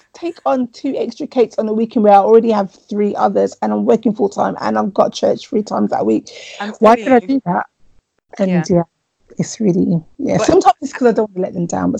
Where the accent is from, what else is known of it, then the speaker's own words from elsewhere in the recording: Jamaica; And I was like, I'm from Jamaica.